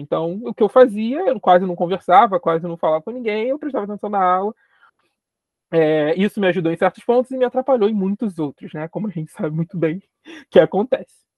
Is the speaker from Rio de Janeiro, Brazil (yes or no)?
yes; Rio de Janeiro, Brazil; eu sou periférico da cidade do Rio de Janeiro, então sou carioca, carioca de nascença, moro na periferia do Rio de Janeiro